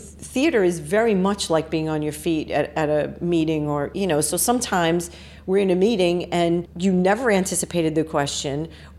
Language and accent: English; New York City, New York, United States; also born or lived in Queens; I grew up in the Bronx.